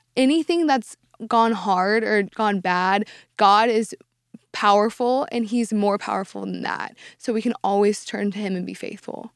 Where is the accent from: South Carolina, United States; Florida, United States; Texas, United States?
Texas, United States; Dallas; I've lived in Dallas my entire life